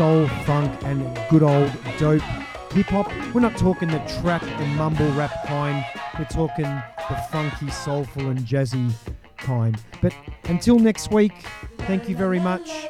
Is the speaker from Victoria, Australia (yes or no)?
yes; Melbourne, Victoria, Australia; out of Melbourne, Australia, my hometown, right where this show's coming from